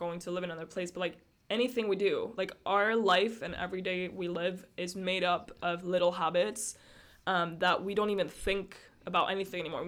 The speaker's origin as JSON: {"language": "English", "town": "Brussels", "region": "Brussels-Capital Region", "country": "Belgium", "tie": "born or raised there", "also_born_or_lived": "Estonia", "said": "I've been living in Brussels, Belgium for the past 13 years of my life, and I was born in Estonia, but I've been living here for pretty much my whole life"}